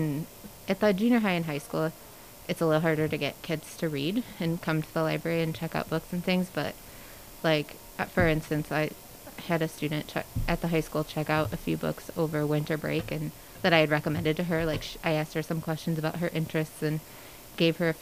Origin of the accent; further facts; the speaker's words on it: Morrison, Illinois, United States; moved away as an adult; also born or lived in Kankakee, Illinois; I'm from Morrison originally, but my husband is not, and we were living in Kankakee, Illinois, and he got a job as the business teacher, and so we moved back here